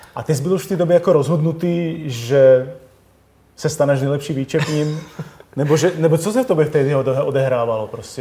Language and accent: Czech; Czechia; jsme Češi přece jenom